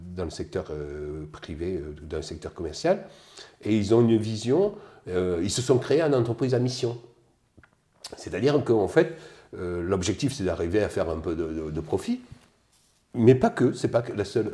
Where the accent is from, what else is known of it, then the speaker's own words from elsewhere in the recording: Digne-les-Bains, Provence-Alpes-Côte d'Azur, France; moved away as an adult; also born or lived in Seine-et-Marne / Strasbourg / Pyrénées-Orientales / Pas-de-Calais; Je suis des Alpes de provence euh, dans les alentours de Digne